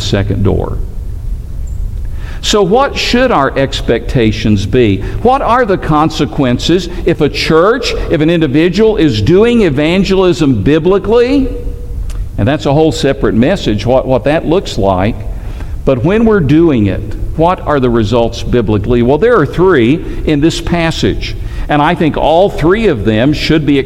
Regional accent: Tennessee, United States; now in Alabama, United States; I grew up in Tennessee

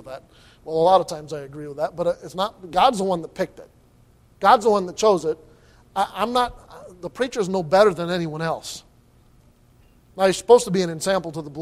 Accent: United States; As an American citizen

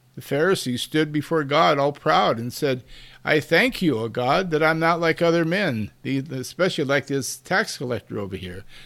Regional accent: United States; we as American Christians

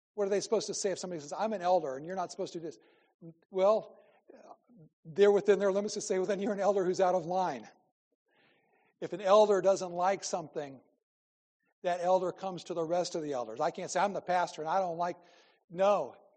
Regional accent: Iowa, United States; I'm from Iowa

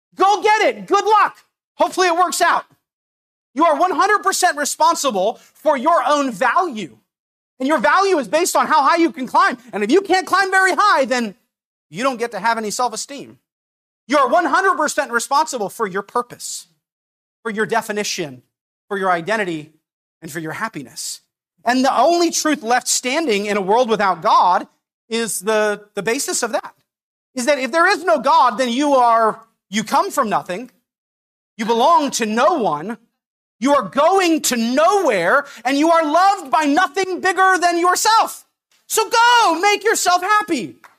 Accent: Napa, California, United States; I grew up in Napa

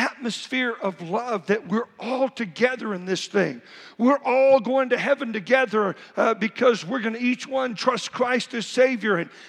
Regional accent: Oklahoma, United States; growing up in Oklahoma

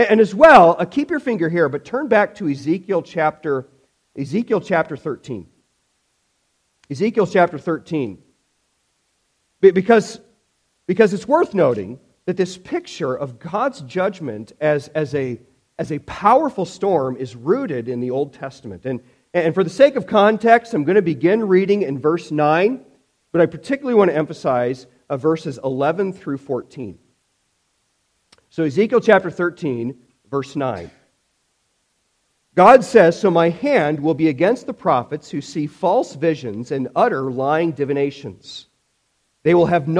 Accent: Illinois, United States; when I was a kid in 1993, growing up in Illinois

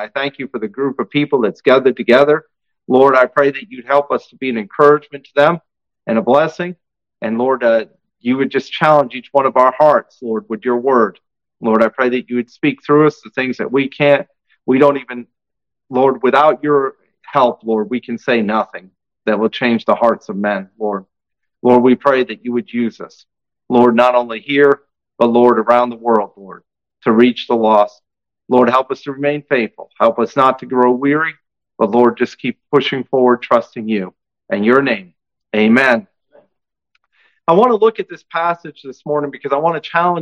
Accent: New England, United States; moved away; also born or lived in upstate New York / Italy / Slovenia; I'm from New England originally

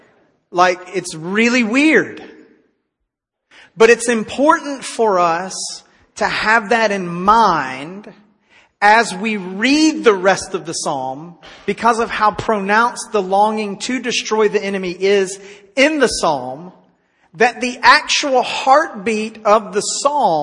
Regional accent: Tennessee, United States; now in Texas, United States; my home state of Tennessee

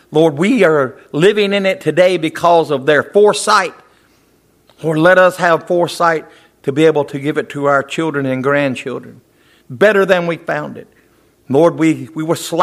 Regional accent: the American South, United States; we're American by birth and Southern by the grace of God

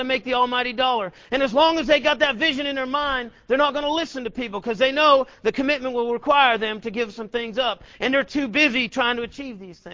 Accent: Massachusetts, United States; moved away as an adult; now in Killeen, United States; I was living here in Killeen, not my home. I'm from Massachusetts

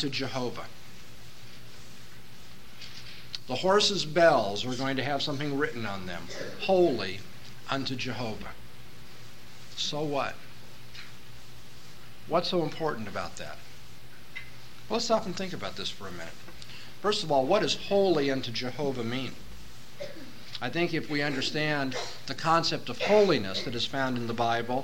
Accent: Southern California, United States; moved away; I come from Southern California, from an urban area.

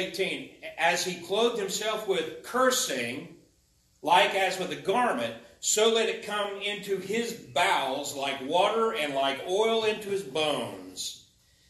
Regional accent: United States; I'm an American

